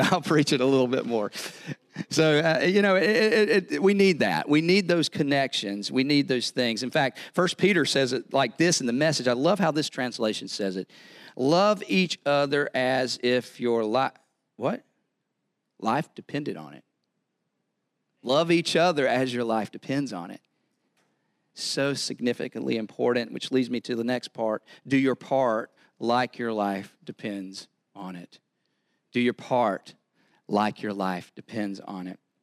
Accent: the South, United States; accent: southern; I'm from the South

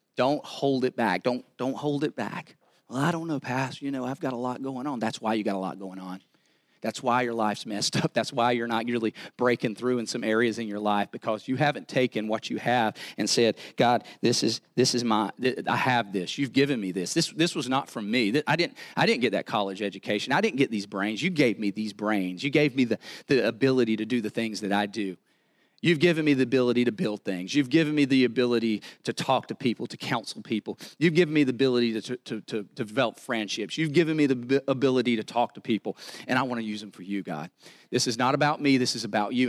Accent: the South, United States; accent: southern; I'm from the South

